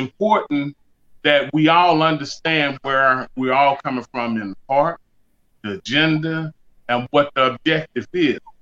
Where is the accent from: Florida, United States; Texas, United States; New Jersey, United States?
Texas, United States; Beaumont; moved away; I've had some experiences there just growing up in Beaumont